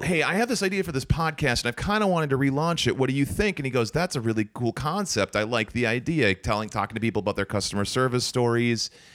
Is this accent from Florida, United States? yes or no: no; St. Cloud, Minnesota, United States; I'm from Saint Cloud.